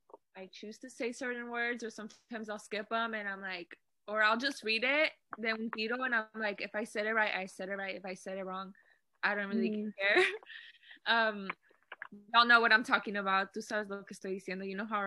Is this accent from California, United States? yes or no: yes; Bakersfield, California, United States; born there; first language Spanish; English is a second language; also born or lived in Mexico / Indiana; because I was born in Bakersfield, but then I lived in Mexico for a little bit too. And then I came back. And then we went to like Indiana.